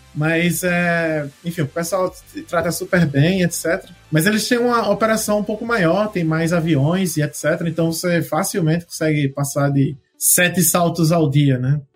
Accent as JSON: {"language": "Portuguese", "region": "Northeast Region", "country": "Brazil", "moved": "yes", "lives_now": "Ireland", "said": "eu venho de um lugar muito quente no Brasil, né, sou do Nordeste"}